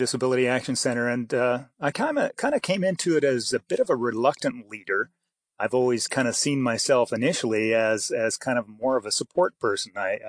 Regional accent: Idaho, United States; born there; also born or lived in Canada; I was born in Idaho, but I lived in Canada a good portion of my life. Some of my family is up there, and so I kind of moved back and forth.

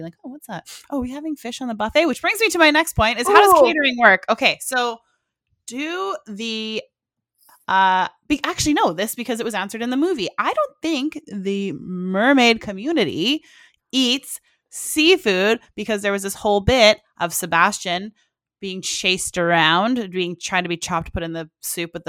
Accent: Richmond, British Columbia, Canada; I grew up in Richmond, very close to an ocean, so it just reminds me of home

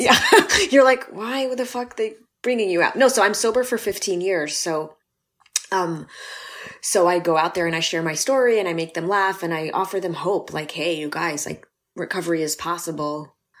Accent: Los Angeles, California, United States; born and raised in L

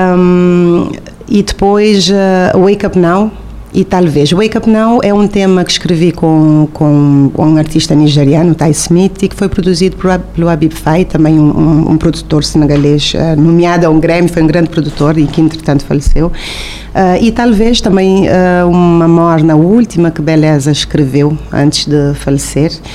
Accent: Cape Verde; moved away as an adult; also born or lived in Tarrafal, Santiago, Cape Verde / Portugal; eu nasci em Santiago, no Tarrafal de Santiago, mas também passei a minha infância entre Praia e Mindelo

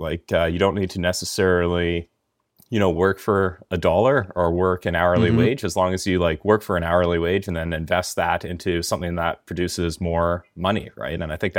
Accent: Langley, British Columbia, Canada; now in Kamloops, Canada; No, I'm originally from Langley.

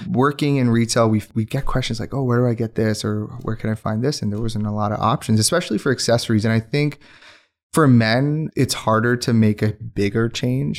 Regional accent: Pakistan; first language Urdu; English is a second language; moved away as an adult; also born or lived in Windsor, Ontario; now in Calgary, Canada; I did my high school in Pakistan

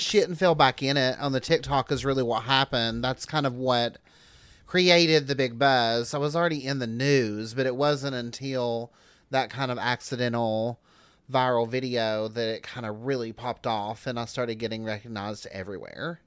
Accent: Newport, Tennessee, United States; now in Knoxville, United States; I'm from about sixty miles east of here, um, Newport, Cott

